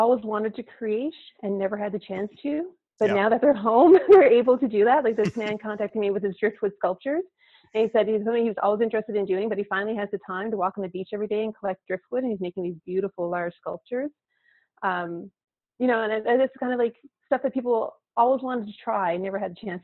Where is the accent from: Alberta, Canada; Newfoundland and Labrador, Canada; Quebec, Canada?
Newfoundland and Labrador, Canada; Conception Bay South; When I was growing up here in Newfoundland, I grew up out in Conception Bay South.